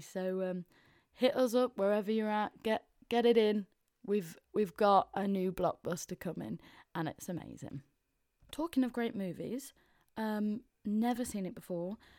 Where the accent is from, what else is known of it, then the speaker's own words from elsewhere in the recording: Mansfield, East Midlands, United Kingdom; accent: Mansfield; moved away as an adult; now in London, United Kingdom; I'm sounding a bit more Mansfield 'cause I've been back up north